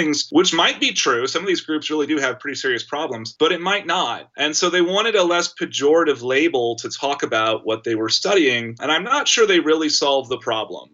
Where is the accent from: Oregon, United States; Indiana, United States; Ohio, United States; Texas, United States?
Texas, United States; Austin; I'm from Austin and I remember experiencing the events in Waco, Texas as a kid